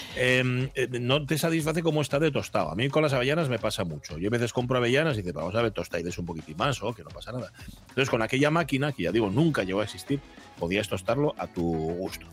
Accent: Gijón, Asturias, Spain; yo que soy de Gijón

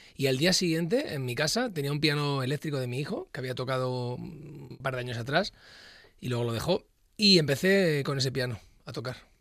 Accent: Luanco, Asturias, Spain; also born or lived in Madrid; Yo llevo toda mi vida desde que soy muy, muy pequeño en eh, Luanco

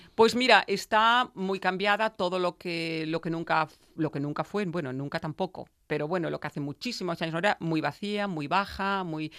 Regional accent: Veneto, Italy; moved away

